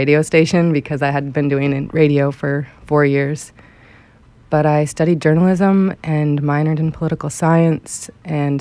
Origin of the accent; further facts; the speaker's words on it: New Hampshire, United States; moved away as an adult; also born or lived in Boston; my hometown of New Hampshire when I was growing up.